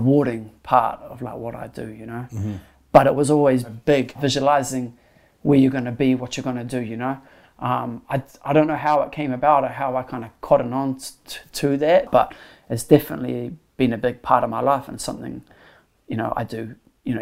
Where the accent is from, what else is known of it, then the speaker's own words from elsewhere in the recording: Auckland, New Zealand; moved away as an adult; also born or lived in New York City; I grew up on One Tree Hill